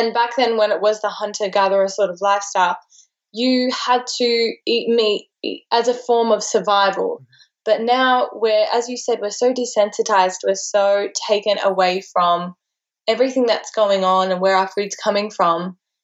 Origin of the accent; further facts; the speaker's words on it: Texas, United States; also born or lived in Australia; especially growing up in Texas, I can only imagine how much, you know, meat is such a central part of everything